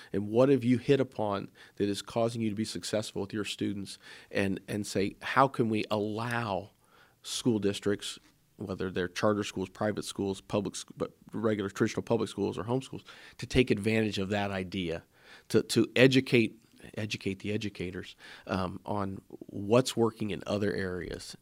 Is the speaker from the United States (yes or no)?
yes; Springfield, Ohio, United States; I come from Springfield area, born and raised there